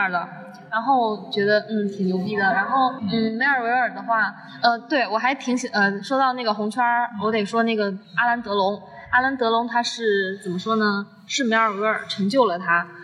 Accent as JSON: {"language": "Chinese", "region": "Zhejiang", "country": "China", "said": "我来自浙江"}